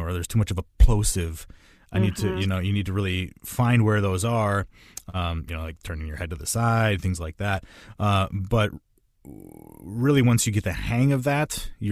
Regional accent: Midwest, United States; I'm from the Midwest most of my life

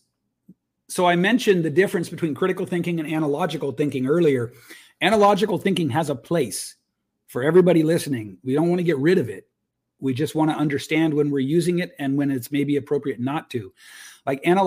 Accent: United States; as a man growing up in the United States

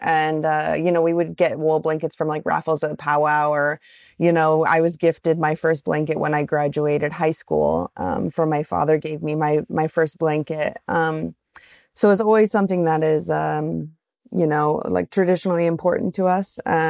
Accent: Pacific Northwest, United States; I'm from the Northwest. And so like this kind of humidity, my body cannot get used to it.

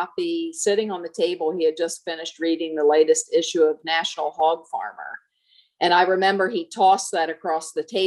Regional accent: northeastern Maryland, United States; moved away; I grew up on a farm in northeastern Maryland, right on the Pennsylvania border and 10 miles from Delaware, so right up in the corner of Maryland

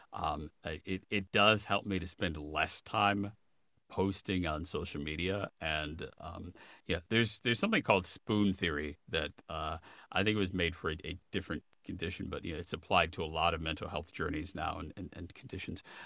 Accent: Chicago, Illinois, United States; moved away as an adult; also born or lived in Minneapolis / Los Angeles; now in Washington, United States; I grew up in the Chicago suburbs and then I was in graduate school in Minneapolis

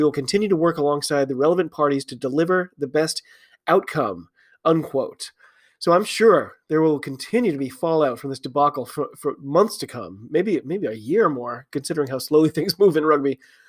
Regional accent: United States; I'm an American rugby fan.

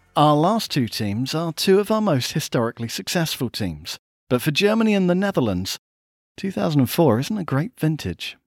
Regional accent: England, United Kingdom; We are English.

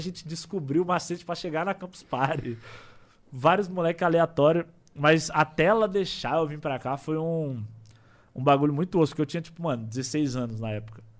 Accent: São Paulo, Brazil; Eu sou de São Paulo.

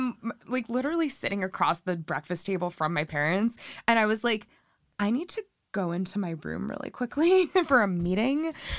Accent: New York City, New York, United States; moved away; also born or lived in West Coast; I grew up in New York City.

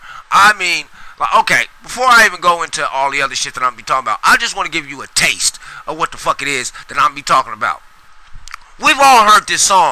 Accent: Sacramento, California, United States; I grew up in Oak Park

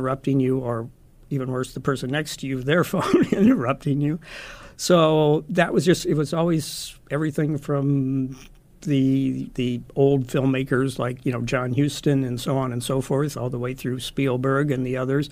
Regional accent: Omaha, Nebraska, United States; moved away as an adult; also born or lived in Los Angeles; I was born in Omaha, grew up here

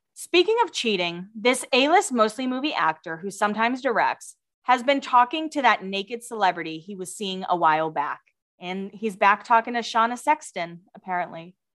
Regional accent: Massachusetts, United States; I'm from Massachusetts

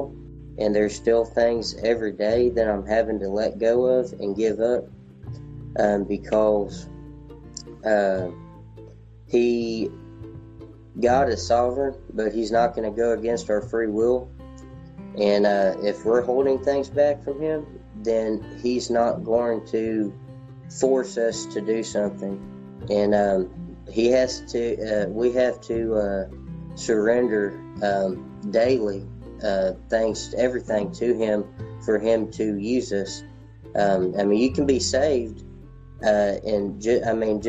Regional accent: Texas, United States; I grew up here in Texas, here in the South

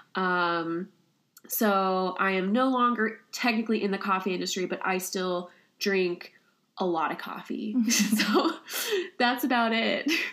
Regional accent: Kansas City, Kansas, United States; moved away as an adult; also born or lived in Connecticut; now in Ithaca, United States; I'm originally from Kansas City, Kansas.

